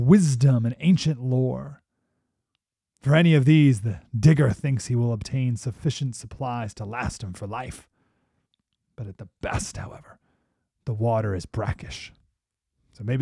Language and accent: English; Syracuse, New York, United States; My whole life growing up, we grew up in Syracuse, New York, so we were there with all the Bills, Super Bowls